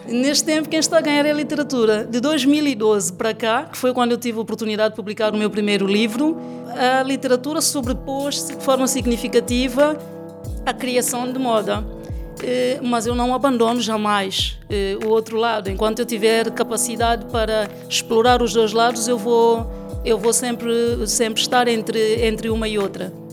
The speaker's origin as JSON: {"language": "Portuguese", "country": "São Tomé & Príncipe", "tie": "born or raised there", "moved": "as an adult", "lives_now": "Lisbon, Portugal", "said": "Eu sou santomense, tenho estado cá"}